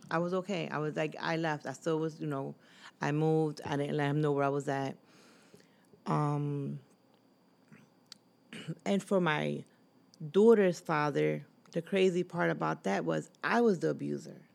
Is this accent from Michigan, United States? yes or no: no; Philadelphia, Pennsylvania, United States; also born or lived in Massachusetts; I came two Philadelphia, to live in Philadelphia at the age of five, but I was born in Lower Massachusetts